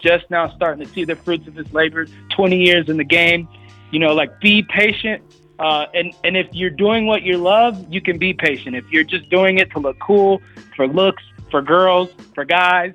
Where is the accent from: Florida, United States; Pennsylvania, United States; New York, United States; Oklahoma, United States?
Florida, United States; Oviedo; also born or lived in Orlando, Florida; I'm from Oviedo, Florida, via Orlando, right? So right. like I where I grew up, there was chickens walking around